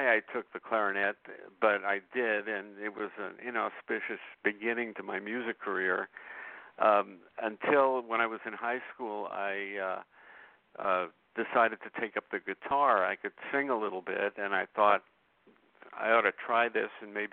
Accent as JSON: {"language": "English", "town": "New York City", "region": "New York", "country": "United States", "tie": "born or raised there", "said": "I was born in 1947 in Brooklyn, New York. And as any kid growing up in Brooklyn at that time"}